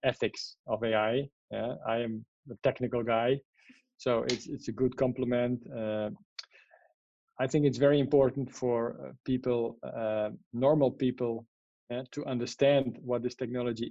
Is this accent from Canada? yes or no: no; Netherlands; English is a second language; moved away; I'm from the Netherlands, so I'm neither native in Spanish, neither in English.